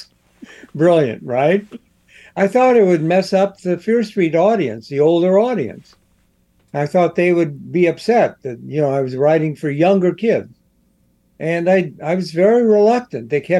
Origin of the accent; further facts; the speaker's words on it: Columbus, Ohio, United States; I was a kid in the 50s, and I grew up in Columbus, Ohio